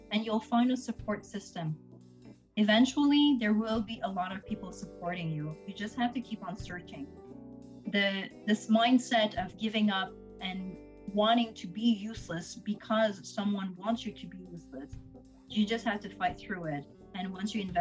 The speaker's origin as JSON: {"language": "English", "town": "Montreal", "region": "Quebec", "country": "Canada", "tie": "born or raised there", "said": "I'm born in Montreal. I am raised in Montreal"}